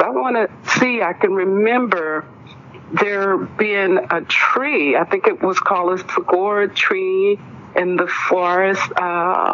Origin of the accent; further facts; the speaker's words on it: Greenville, Mississippi, United States; now in Houston, United States; I grew up in Greenville, Mississippi, the Mississippi Delta